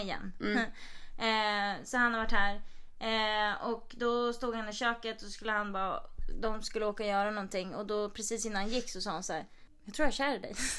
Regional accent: Sweden; moved away; vi är svenskar

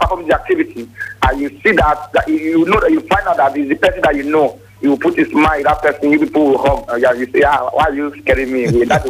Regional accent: Edo, Nigeria; now in Lagos, Nigeria; calling from Lagos State. I'm from Edo State

